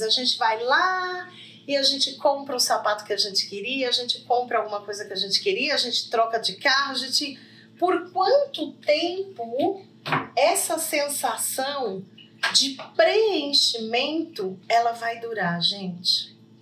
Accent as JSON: {"language": "Portuguese", "town": "Poços de Caldas", "region": "Minas Gerais", "country": "Brazil", "tie": "born or raised there", "said": "Poços de Caldas hoje, gente, que é a cidade que eu estou, né? A minha terra natal também"}